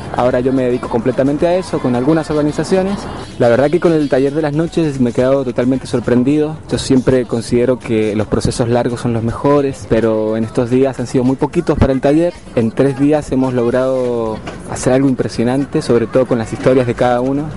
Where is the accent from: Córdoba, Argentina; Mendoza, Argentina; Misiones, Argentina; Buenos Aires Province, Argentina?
Mendoza, Argentina; now in Quito, Ecuador; soy de Argentina, de la provincia de Mendoza, vivo en Quito